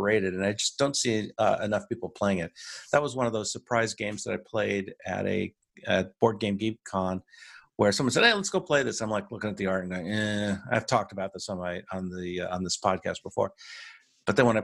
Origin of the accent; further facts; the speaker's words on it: United States; also born or lived in Washington, D.C. area; I'm your American host